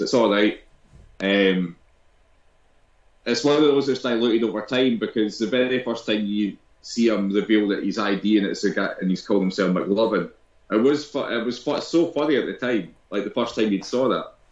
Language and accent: English; Scotland, United Kingdom; being Scottish